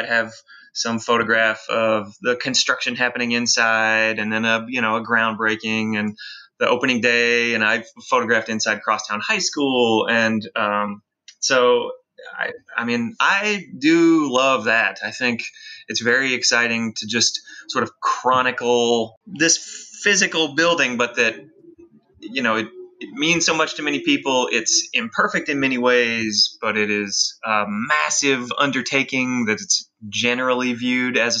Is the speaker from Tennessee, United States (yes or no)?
yes; the suburbs outside Nashville, Tennessee, United States; moved away as an adult; now in Memphis, United States; My wife and I moved to Memphis in 2007, but I grew up in the burbs outside Nashville